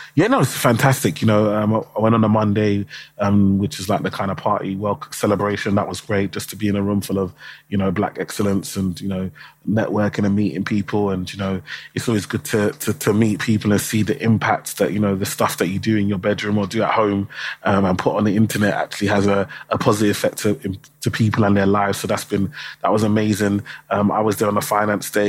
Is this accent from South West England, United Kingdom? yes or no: no; London, United Kingdom; I, I grew up in um, Tower Hamlets in East London